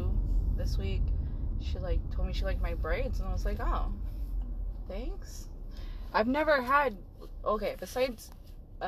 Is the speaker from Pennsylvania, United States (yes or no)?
no; Oregon, United States; I was born in Oregon